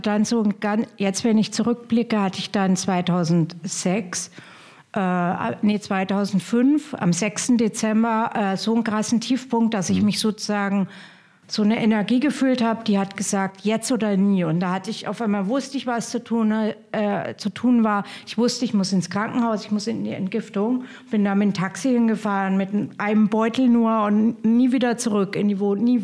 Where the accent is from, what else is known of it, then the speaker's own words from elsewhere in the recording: Hof, Bavaria, Germany; now in Potsdam, Germany; ich komme ja aus Hof